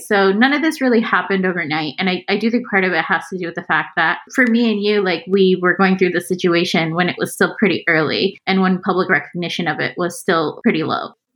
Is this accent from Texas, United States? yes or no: yes; Houston, Texas, United States; moved away as an adult; also born or lived in Pakistan / Austin, Texas; now in Bay Area, United States; I grew up in Houston. Like it's it's the place that I definitely consider my hometown.